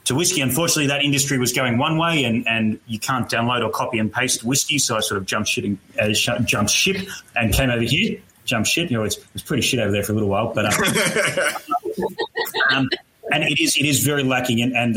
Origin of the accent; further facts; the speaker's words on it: Australia; I say Proust because I'm Australian